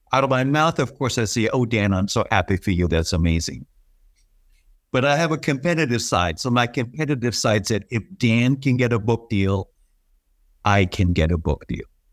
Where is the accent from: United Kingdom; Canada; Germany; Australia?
Germany; also born or lived in Manhattan; now in Florida, United States; I was raised in Germany